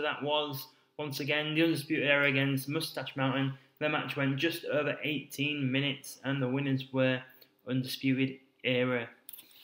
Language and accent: English; United Kingdom; as we are from the UK.